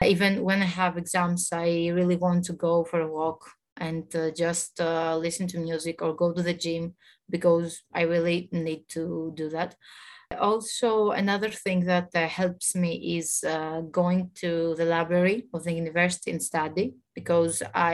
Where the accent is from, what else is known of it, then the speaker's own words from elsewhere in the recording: Greece; also born or lived in Thessaloniki; I'm from Greece. I study in Thessaloniki